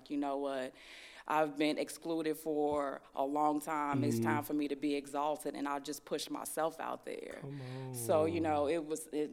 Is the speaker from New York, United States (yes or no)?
no; Chicago, Illinois, United States; moved away as an adult; I'm originally from Chicago